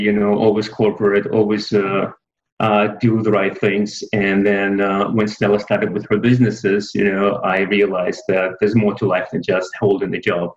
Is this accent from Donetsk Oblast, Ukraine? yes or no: no; Kyiv, Ukraine; moved away as an adult; now in United States; born and raised in Kyiv, Ukraine